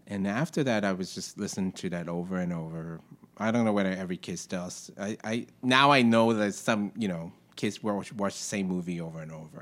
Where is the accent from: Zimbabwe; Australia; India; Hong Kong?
Hong Kong; moved away as an adult; now in New York, United States; where I grew up in Hong Kong is very tight